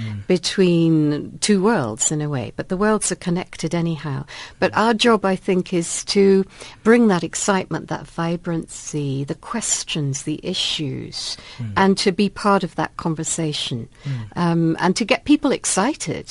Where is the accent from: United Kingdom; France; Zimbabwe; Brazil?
Zimbabwe; now in South Africa; I'm Southern African, really, rather than South African, because I grew up in Zimbabwe.